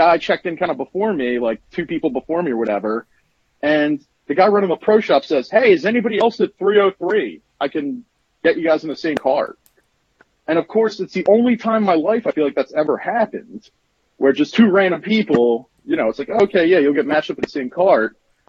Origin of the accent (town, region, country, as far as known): Pennsylvania, United States